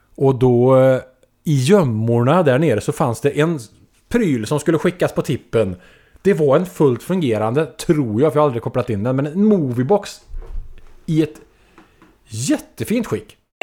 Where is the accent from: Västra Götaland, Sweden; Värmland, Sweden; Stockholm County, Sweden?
Västra Götaland, Sweden; Trollhättan; I Trollhättan i allmänhet, men på Läxtorp kanske i synnerhet. Eh, där jag växte upp